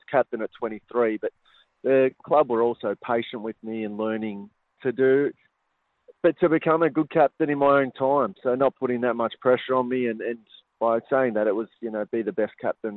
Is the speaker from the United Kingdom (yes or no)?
no; Bendigo, Victoria, Australia; I grew up in Bendigo